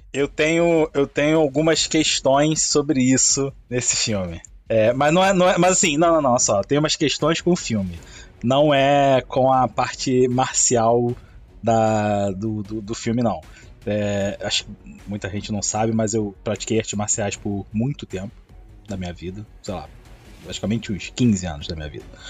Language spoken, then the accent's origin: Portuguese; Rio de Janeiro, Brazil; accent: chiado; os três somos cariocas